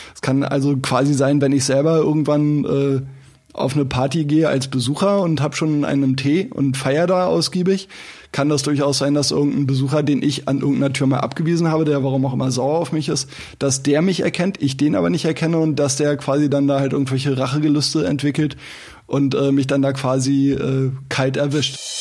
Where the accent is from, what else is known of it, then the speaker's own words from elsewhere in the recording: Selent, Schleswig-Holstein, Germany; moved away as an adult; also born or lived in Spandau, Berlin; now in Berlin, Germany; Ich bin da geboren im Waldkrankenhaus und äh, bin dann aber an der, äh, an Ostsee oben aufgewachsen zwischen Kiel und Plön